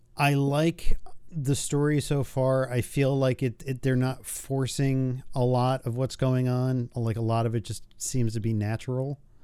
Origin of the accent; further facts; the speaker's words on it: New York, United States; growing up in New York where, or around New York